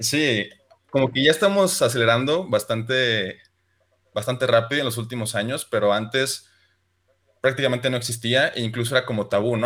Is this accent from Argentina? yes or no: no; Chihuahua, Mexico; soy de Chihuahua